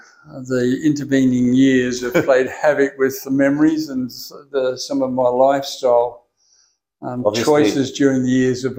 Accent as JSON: {"language": "English", "town": "Perth", "region": "Western Australia", "country": "Australia", "tie": "born or raised there", "said": "Born in Perth, born and raised in Bassendean."}